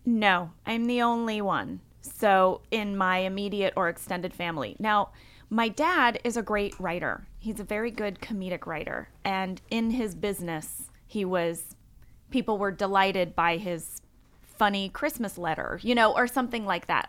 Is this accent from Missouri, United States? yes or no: yes; St. Louis, Missouri, United States; moved away; also born or lived in Fort Wayne, Indiana; Grew up in Saint Louis, Missouri. I was born in Fort Wayne, Indiana, um, but I lived in Sa-, I grew up in Saint Louis, Missouri